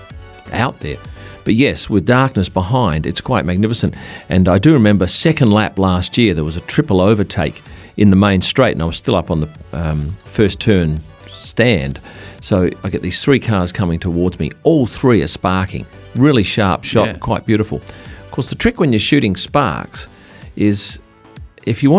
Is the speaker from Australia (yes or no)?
yes; Perth, Western Australia, Australia; I come from Perth where it gets hot